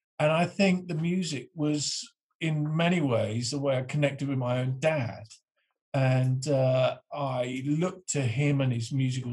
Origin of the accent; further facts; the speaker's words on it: Northamptonshire, East Midlands, United Kingdom; I grew up in the Northamptonshire, left school at 16, joined the band